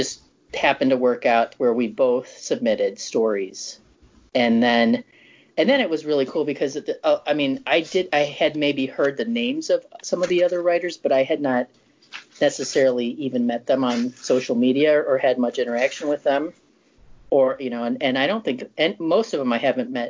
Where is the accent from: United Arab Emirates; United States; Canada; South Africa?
United States; Chicago, Illinois; moved away; I'm from Chicago originally